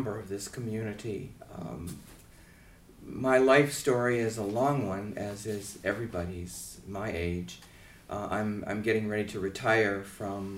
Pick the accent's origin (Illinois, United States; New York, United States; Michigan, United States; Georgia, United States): Georgia, United States; Atlanta; I'm from Atlanta, Georgia.